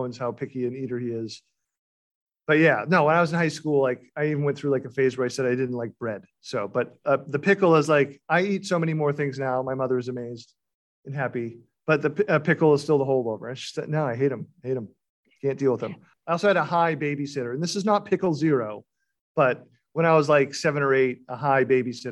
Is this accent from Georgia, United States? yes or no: no; Beverly, Massachusetts, United States; the town I grew up in Beverly